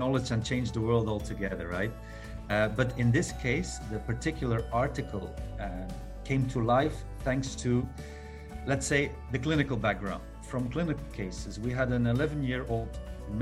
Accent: Belgium; moved away as an adult; now in Doha, Qatar; I'm originally from Belgium, but working in the Middle East

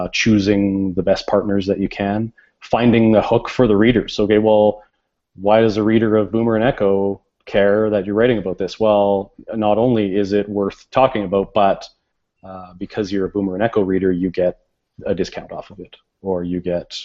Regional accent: Canada; we're Canadian

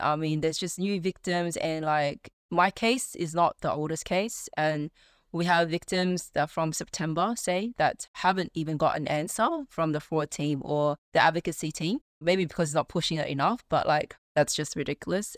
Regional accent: Sydney, New South Wales, Australia; I'm in Sydney, born and bred in Australia. Yeah, just been in Sydney all my li-, whole life

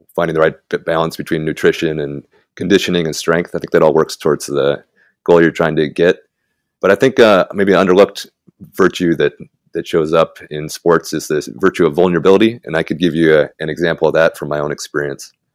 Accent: Tulalip, Washington, United States; moved away as an adult; now in Guadalajara, Mexico; I'm from Tulalip, Washington, north of Seattle originally

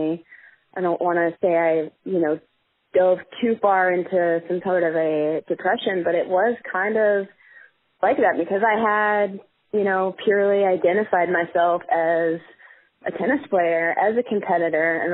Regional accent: Marietta, Georgia, United States; moved away as an adult; also born or lived in Asheville, North Carolina; I grew up in Marietta, Georgia, which is just north of Atlanta by about 20, 30 minutes

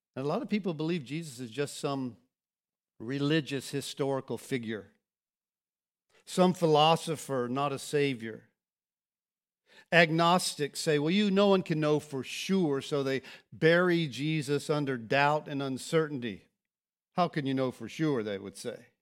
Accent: Florida, United States; also born or lived in Lakeland, Florida / Kansas City; I grew up here. This is my hometown.

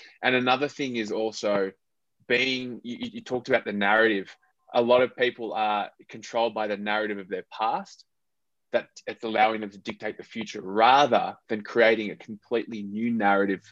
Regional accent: Australia; moved away as an adult; also born or lived in Philippines; I am half Filipino and I'm half Australian.

